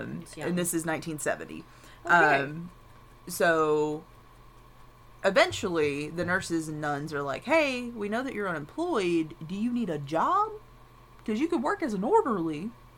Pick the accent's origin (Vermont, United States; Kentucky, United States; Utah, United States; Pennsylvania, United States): Kentucky, United States; London; I was born in London, Kentucky